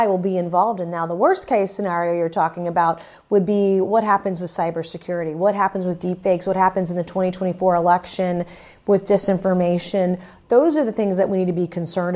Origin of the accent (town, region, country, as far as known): Charleston, South Carolina, United States; born or raised there